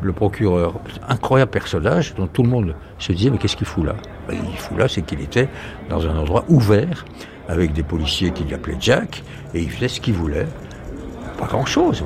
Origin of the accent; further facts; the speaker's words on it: France; accent: French; mon accent français, qui me dit You're French J'ai dit oui